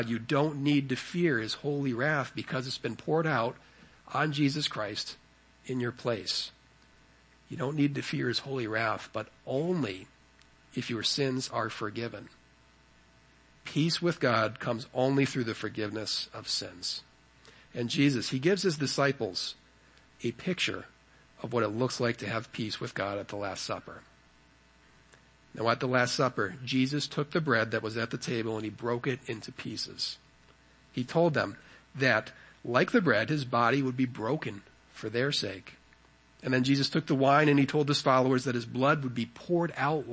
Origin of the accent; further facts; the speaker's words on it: United States; being an American